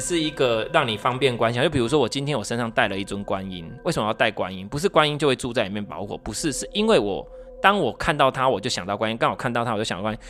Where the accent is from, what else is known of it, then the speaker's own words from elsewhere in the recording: Taiwan; 我们台湾是怎样去拜拜